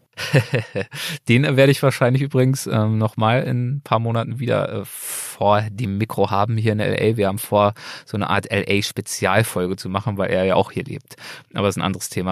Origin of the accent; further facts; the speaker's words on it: Berlin, Germany; now in Los Angeles, United States; Berlin ist der Ort, an dem ich aufgewachsen bin